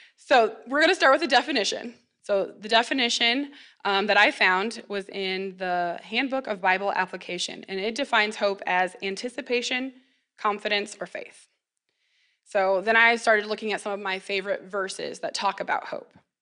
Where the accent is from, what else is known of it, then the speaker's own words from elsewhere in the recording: McPherson, Kansas, United States; I was born and raised in McPherson